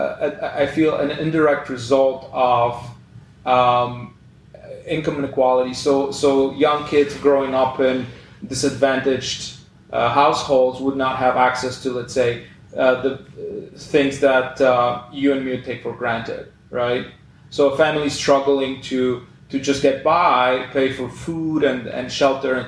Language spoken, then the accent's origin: English; Poland; now in Canada; my home country, Poland, you know, where I'm originally from